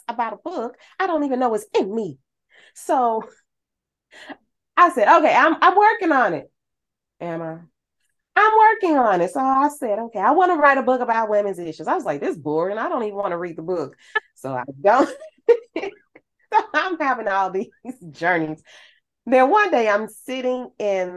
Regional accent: St. Louis, Missouri, United States; I'm from St. Louis

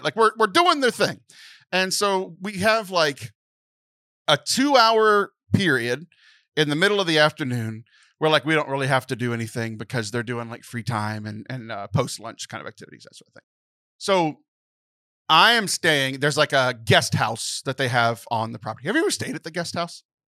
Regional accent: Texas, United States; born or raised there

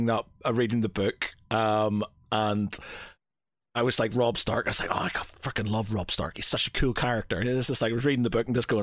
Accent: Ireland; because I'm Irish and can't do sun.

